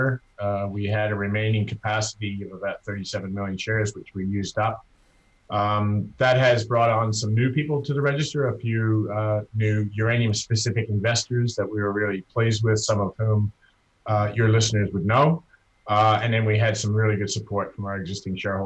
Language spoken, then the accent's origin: English; Canada; as a Canadian